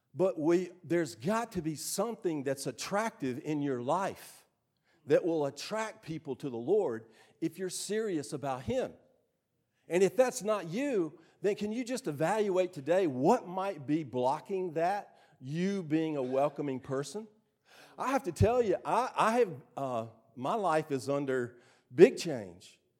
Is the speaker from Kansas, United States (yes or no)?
no; Starkville, Mississippi, United States; I grew up right here in Starkville, in Starkville High School